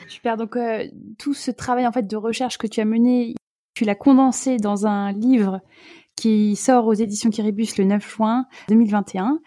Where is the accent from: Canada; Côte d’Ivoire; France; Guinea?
France; Alsace, Grand Est; je suis alsacienne